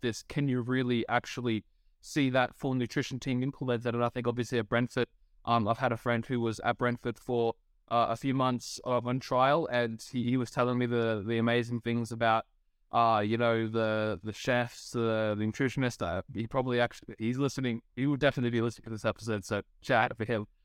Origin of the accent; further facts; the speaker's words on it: Australia; as an Australian myself